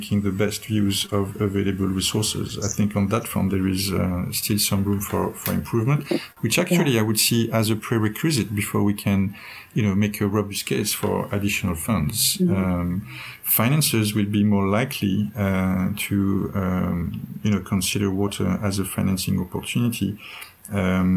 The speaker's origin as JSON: {"language": "English", "country": "France", "said": "In my home country, France"}